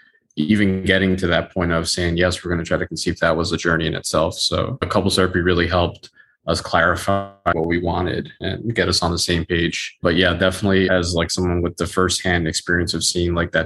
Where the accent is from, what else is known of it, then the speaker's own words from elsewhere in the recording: New York City, New York, United States; I'm also from Queens